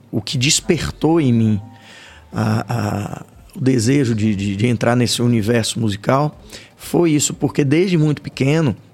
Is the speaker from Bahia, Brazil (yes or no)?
yes; Salvador, Bahia, Brazil; Nascido e criado aqui.